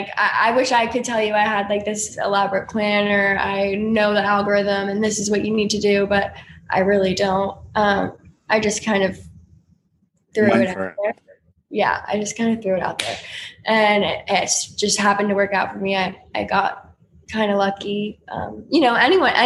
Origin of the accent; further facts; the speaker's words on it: North Carolina, United States; I'm from North Carolina. So I grew up listening to country music just because of where I was from